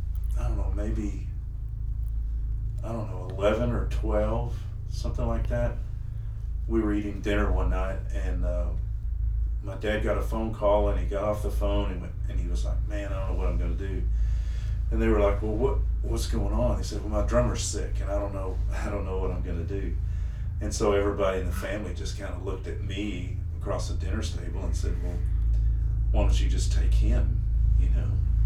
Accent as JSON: {"language": "English", "town": "Amarillo", "region": "Texas", "country": "United States", "tie": "born or raised there", "said": "my dad was in the music business. He had a nightclub there in Amarillo for 30 some odd years."}